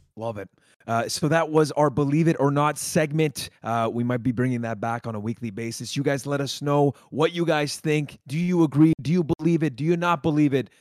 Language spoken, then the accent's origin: English; Montreal, Quebec, Canada; we're from Montreal